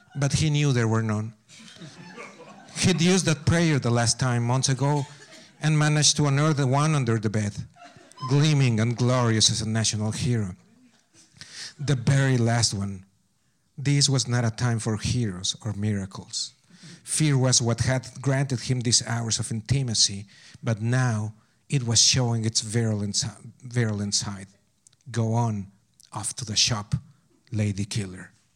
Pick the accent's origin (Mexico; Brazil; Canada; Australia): Mexico; Pachuca, Hidalgo; English is a second language; moved away as an adult; also born or lived in Berkeley; Pachuca, my hometown